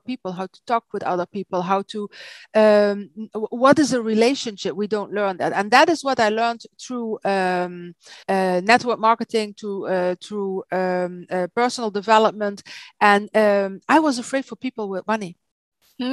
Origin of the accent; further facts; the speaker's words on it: Maastricht, Limburg, Netherlands; English is a second language; now in Belgium; I'm from Holland. I'm from the south of Holland, from Maastricht.